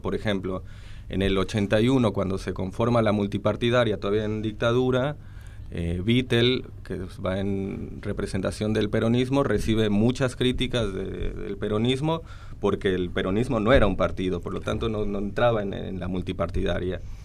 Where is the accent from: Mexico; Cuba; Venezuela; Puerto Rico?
Mexico; moved away as an adult; now in Argentina; soy mexicano eh, y vine acá a hacer el doctorado